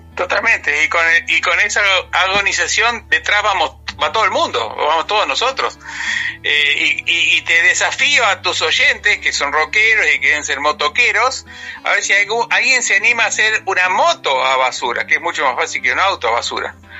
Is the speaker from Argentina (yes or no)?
yes; Argentina; also born or lived in New York, United States; volví, volví a los cinco años a Argentina y todos mis estudios, primaria, secundaria, facultad, todo, mi cultura, mi cultura argentina.